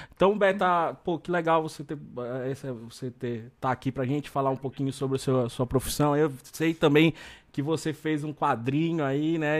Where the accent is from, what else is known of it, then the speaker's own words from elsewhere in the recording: North Region, Brazil; accent: northern; meu sotaque lá do norte